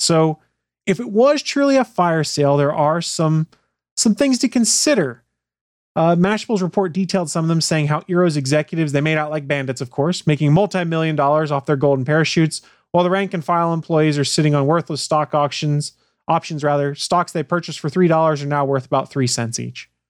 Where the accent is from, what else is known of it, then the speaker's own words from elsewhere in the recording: Canada; I'm Canadian.